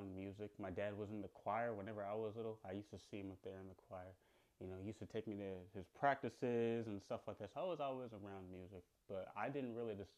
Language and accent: English; Chicago, Illinois, United States; I'm from Chicago